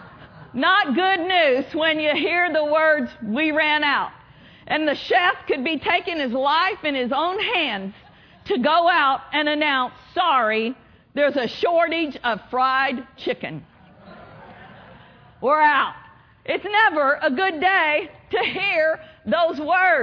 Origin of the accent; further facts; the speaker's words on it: Oklahoma, United States; moved away; I grew up in Oklahoma. Can you tell? Still a little bit of an accent. But I grew up on a farm in Oklahoma